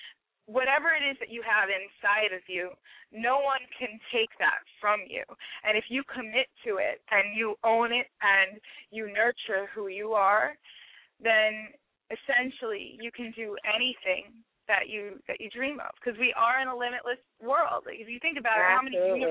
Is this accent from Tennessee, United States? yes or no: no; Newark, New Jersey, United States; now in New York, United States; Grew up in Newark, New Jersey, and now I'm in New York.